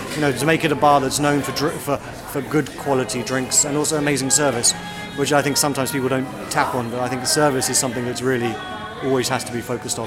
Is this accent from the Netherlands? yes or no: no; London, United Kingdom; also born or lived in Westminster; I grew up in Southeast London.